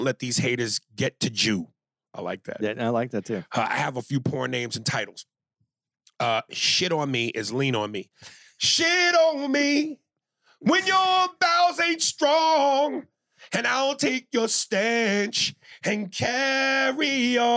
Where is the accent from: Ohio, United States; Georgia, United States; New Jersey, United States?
Ohio, United States; Columbus; 22, and I'm from Columbus, Ohio.